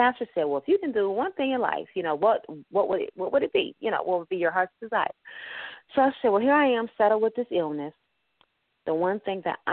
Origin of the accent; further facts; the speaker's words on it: Detroit, Michigan, United States; I grew up in Linwood and Davidson.